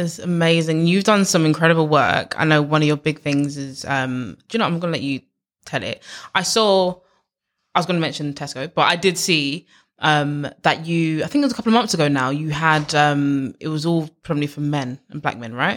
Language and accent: English; London, United Kingdom; I grew up in East London